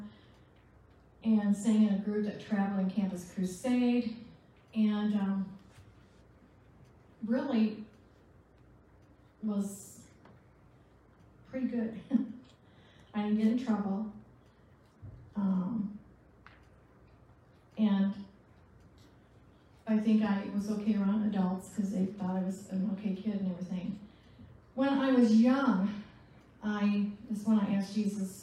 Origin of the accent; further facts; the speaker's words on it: Michigan, United States; also born or lived in Charlevoix / Vicksburg / Lansing / Flint; I was born in Michigan, so I carry my map with me wherever I go. And I grew up there